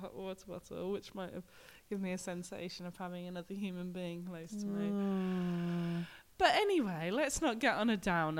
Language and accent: English; England, United Kingdom; now in Glasgow, United Kingdom; We're like English people in Scotland, and that we've kind of made this decision, whether it was a conscious decision or just a result of circumstances, that we ended up living in Glasgow.